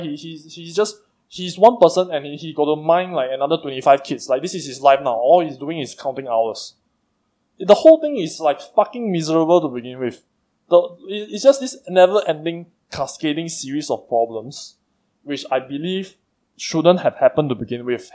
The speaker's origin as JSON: {"language": "English", "country": "Singapore"}